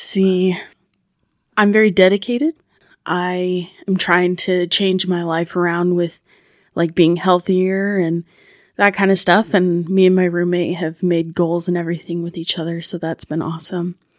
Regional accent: Ashton, Idaho, United States; I'm from Ashton, Idaho

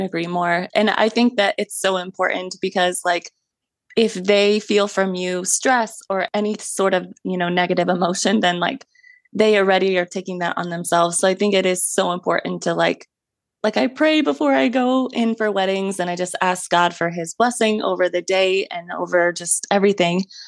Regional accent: Ohio, United States; I was born and raised in Ohio

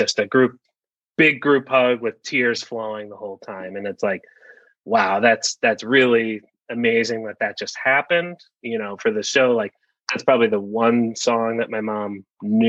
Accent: United States; also born or lived in New Jersey; I was born out in New Jersey, but we grew up around here

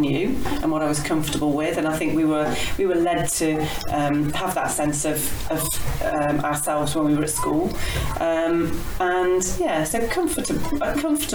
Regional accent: West Bridgford, East Midlands, United Kingdom; moved away as an adult; also born or lived in Kidderminster; we lived in West Bridgford as a family. So I was born in West Bridgford, in Nottinghamshire

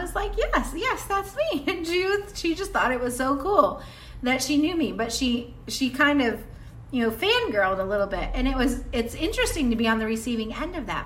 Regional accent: the South, United States; Where I grew up in the South

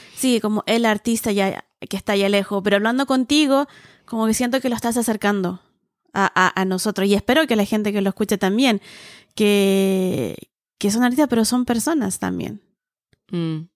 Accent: Viña del Mar, Valparaíso, Chile; now in Santiago, Chile; crecí en, más provincia, en Viña

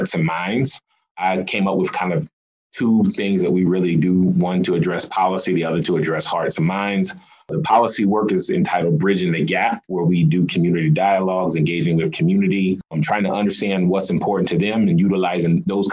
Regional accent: South Carolina, United States; now in Des Moines, United States; I am from South Carolina.

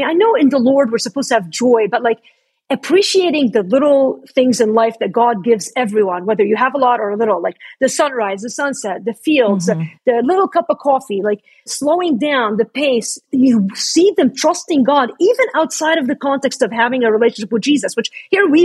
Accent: Lebanon; That's my home country, by the way. I'm Lebanese.

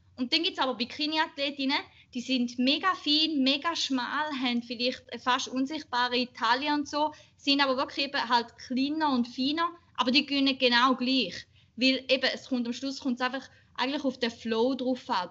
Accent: Schaffhausen, Switzerland; ich bin 28 und bin in Schaffhausen, äh, aus Schaffhausen, in Schaffhausen beides.

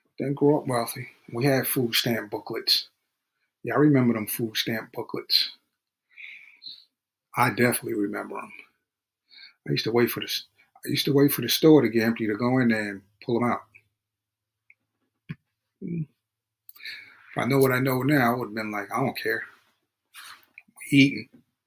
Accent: Hempstead, New York, United States; also born or lived in Freeport, New York; I grew up in Hempstead, New York.

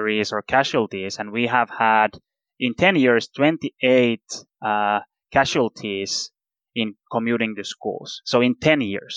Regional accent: Turku, Southwest Finland, Finland; My hometown, Turku, which is in the other side of the coast

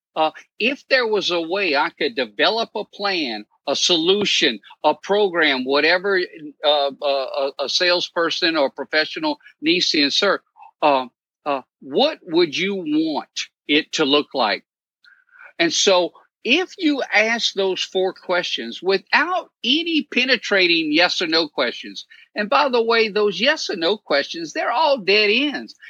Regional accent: Cajun, Louisiana, United States; now in New Orleans, United States; I'm Cajun

